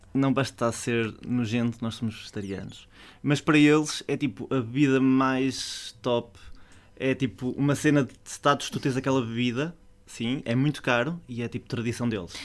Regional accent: Portugal; eu sou português

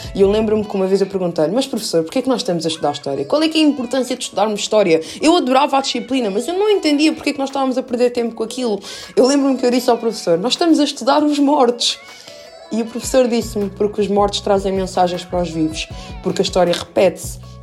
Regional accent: Lisbon, Portugal; also born or lived in Minas Gerais, Brazil; eu vim para Portugal com 3 anos de idade

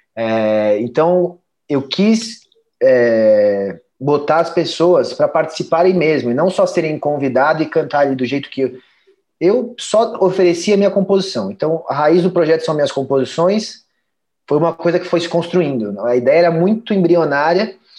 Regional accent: São Paulo, Brazil; moved away; also born or lived in Portugal; eu sou de São Paulo

